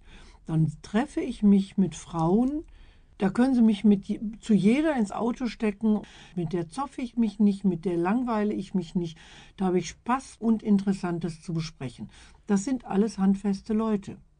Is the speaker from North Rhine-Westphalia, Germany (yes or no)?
yes; Iserlohn, North Rhine-Westphalia, Germany; also born or lived in Letmathe; Ich bin in Iserlohn geboren